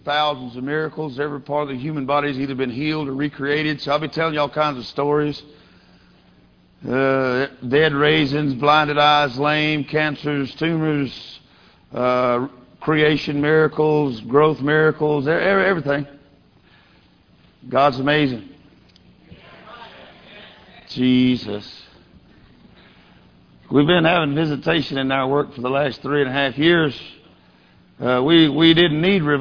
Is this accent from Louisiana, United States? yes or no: yes; Louisiana, United States; moved away as an adult; now in Mexico; I grew up in Louisiana